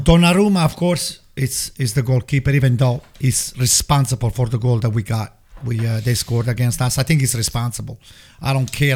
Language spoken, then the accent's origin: English; Italy; moved away as an adult; now in United States; I grew up in Italy